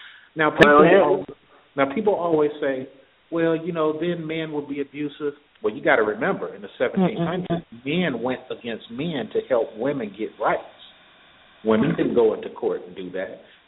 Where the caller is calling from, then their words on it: Atlanta, Georgia, United States; calling from Atlanta.